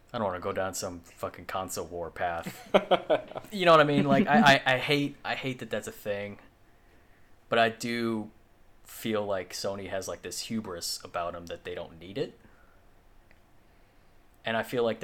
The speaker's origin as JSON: {"language": "English", "country": "United States"}